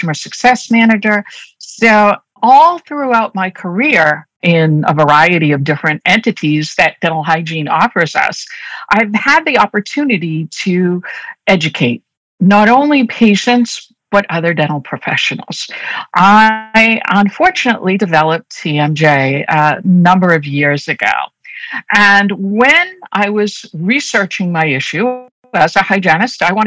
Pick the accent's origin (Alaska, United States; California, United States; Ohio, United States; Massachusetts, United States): Massachusetts, United States; Boston; accent: Boston; I'm a native Bostonian. So as I'm speaking, you're going to probably hear me drop my R's a lot. So my Boston accent comes through very strong